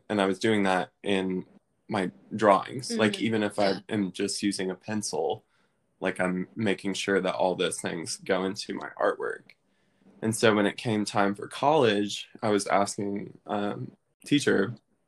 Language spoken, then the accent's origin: English; Maryville, Tennessee, United States; I'm from Maryville, Tennessee, which is right near Knoxville